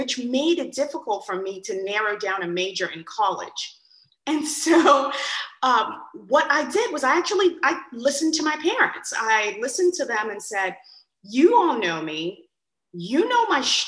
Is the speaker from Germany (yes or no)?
no; Nigeria; moved away; I was born in Nigeria and raised, and I was raised by two physician parents